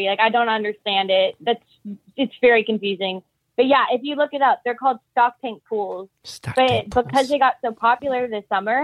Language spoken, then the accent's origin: English; the South, United States; I'm from the South